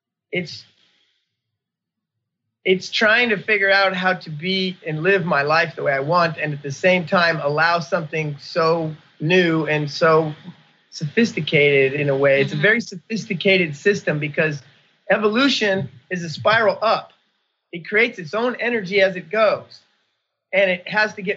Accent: United States; I'm an American. I came to America born here

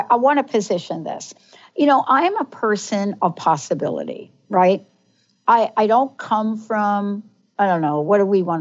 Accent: New York, United States; growing up in New York

